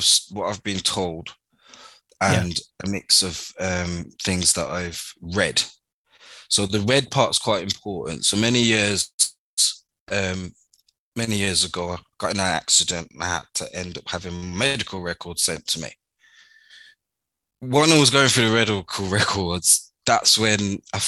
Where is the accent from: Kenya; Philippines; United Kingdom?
United Kingdom; Birmingham, West Midlands; I was born in Birmingham, St. Elizabeth Hospital on the 5th of the 12th, 1985.